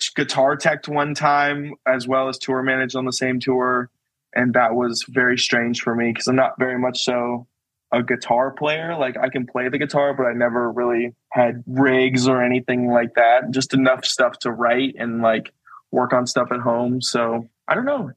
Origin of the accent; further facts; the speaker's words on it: Phoenix, Arizona, United States; I did metalcore bands all the time growing up because I'm from Phoenix.